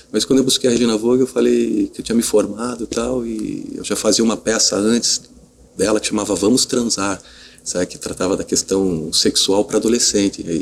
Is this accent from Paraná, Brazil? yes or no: yes; Curitiba, Paraná, Brazil; now in São Paulo, Brazil; eu fui um dos primeiros atores que vinha de São que vinha de Curitiba eh, para São Paulo para fazer teste de vídeo.